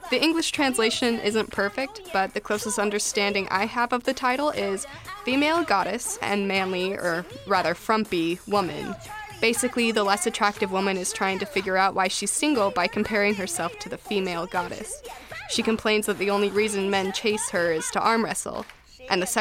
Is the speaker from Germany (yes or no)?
no; Seattle, Washington, United States; moved away as an adult; now in New York, United States; I'm from Seattle